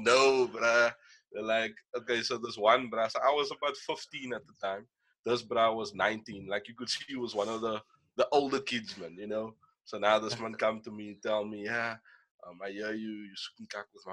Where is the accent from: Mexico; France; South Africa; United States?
South Africa; Kraaifontein, Western Cape; myself and …, we're both from like the Kraaifontein, Brackenfell area.